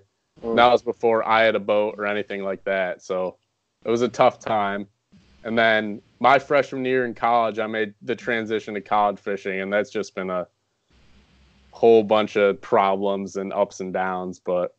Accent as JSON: {"language": "English", "town": "Rochester", "region": "New York", "country": "United States", "tie": "born or raised there", "also_born_or_lived": "Virginia", "said": "I'm from Rochester, New York. I grew up down in Virginia, and I moved to here when I was about 5 or 6."}